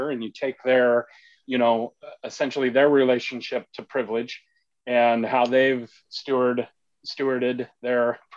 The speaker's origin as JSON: {"language": "English", "region": "Idaho", "country": "United States", "tie": "born or raised there", "moved": "yes", "lives_now": "Clarkston, United States", "said": "So I grew up in Idaho."}